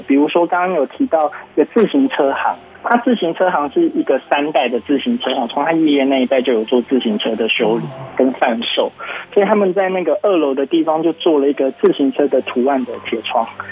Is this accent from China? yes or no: no; Taiwan; 我们台湾人很喜欢在铁窗上面晒衣服啊